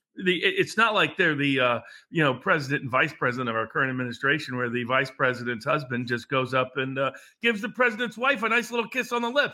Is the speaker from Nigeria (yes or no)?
no; Chattanooga, Tennessee, United States; my hometown, Chattanooga